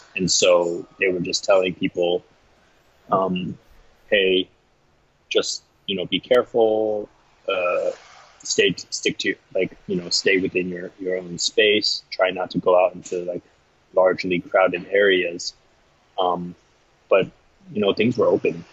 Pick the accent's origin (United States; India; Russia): United States; now in Taipei, Taiwan; I'm an American citizen, I hold a U.S. passport